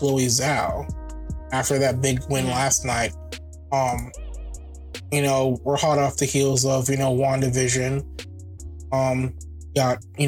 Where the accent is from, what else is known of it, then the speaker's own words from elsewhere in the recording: Jamaica; Being Jamaican